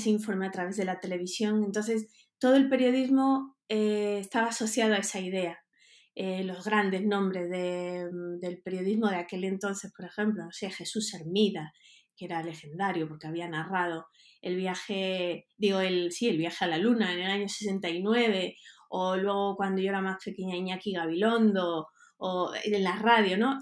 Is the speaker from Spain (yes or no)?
yes; Huelva, Andalusia, Spain; moved away as an adult; also born or lived in Mexico; yo soy de Huelva, de Andalucía